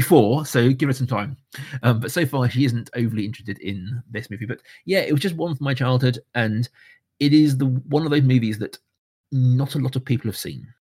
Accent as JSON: {"language": "English", "country": "United Kingdom", "said": "I am a Brit"}